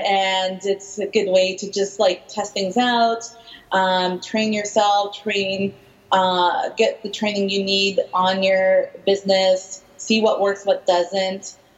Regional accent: Vancouver, British Columbia, Canada; I'm originally from Vancouver, but I've been living multiple places my whole life.

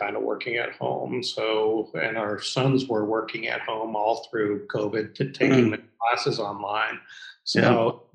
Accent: Columbus, Ohio, United States; also born or lived in New York City; I moved back to Columbus, which is my hometown

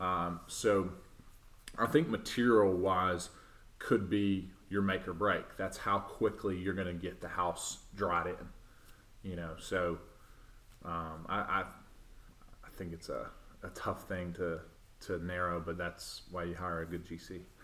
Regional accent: Clinton, Tennessee, United States; moved away as an adult; also born or lived in Nashville, Tennessee; now in Murfreesboro, United States; I was born and raised in Knoxville, um, a little town called Clinton

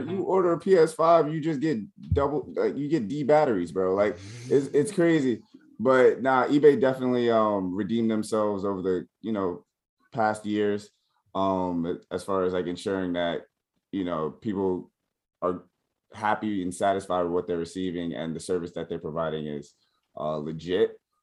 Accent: New York, United States; I'm from New York, I rep New York

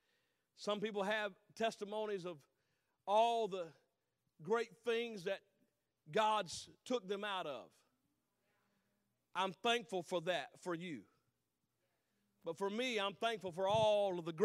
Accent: North Carolina, United States; I'm from North Carolina, so we say the police

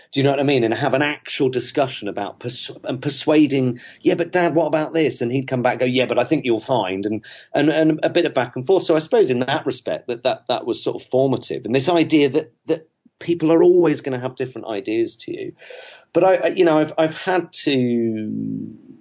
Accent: South West England, United Kingdom; also born or lived in Manchester; I grew up in the West Country of England.

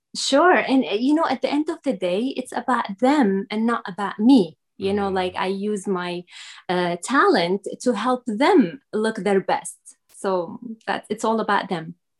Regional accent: Syria; English is a second language; now in United States; I was not born in the United States. I am originally from Syria

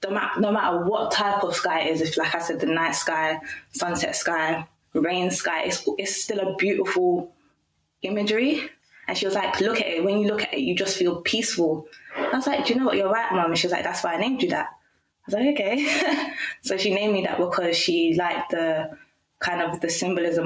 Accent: London, United Kingdom; I'm born and raised in London, from Jamaican heritage.

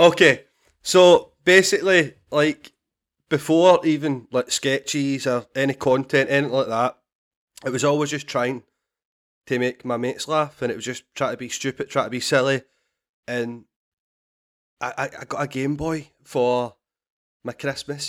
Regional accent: Glasgow, Scotland, United Kingdom; I grew up in Glasgow

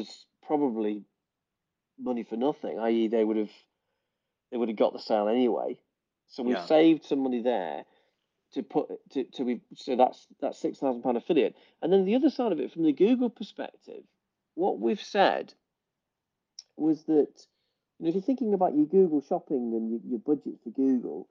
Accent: England, United Kingdom; we're English

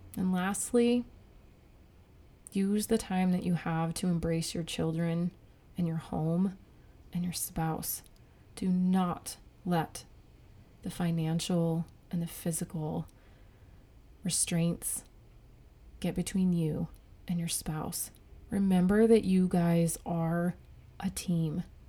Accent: United States; the freedoms that I have as an American

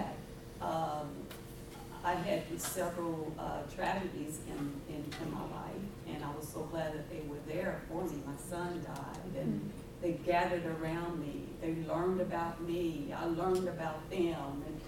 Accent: Louisville, Kentucky, United States; now in San Leandro, United States; now I'm from Louisville, Kentucky, and I moved here

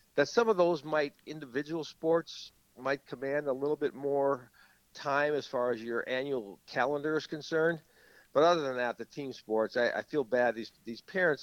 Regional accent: St. Paul, Minnesota, United States; grown up in St. Paul

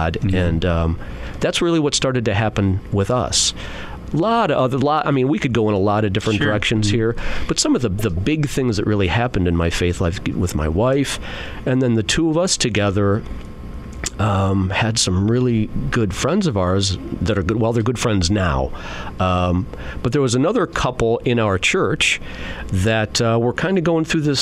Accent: Mantua, Ohio, United States; also born or lived in Bedford, Ohio; there's not too many Byzantine parishes in Mantua, Ohio, which is where I'm from now

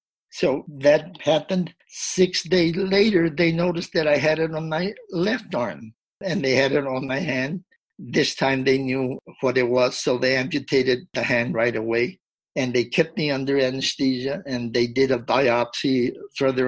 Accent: Del Rio, Texas, United States; my hometown of Del Rio

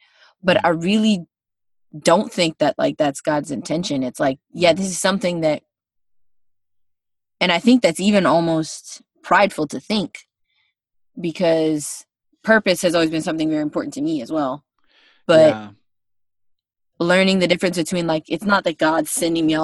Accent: United States; I'm from the States.

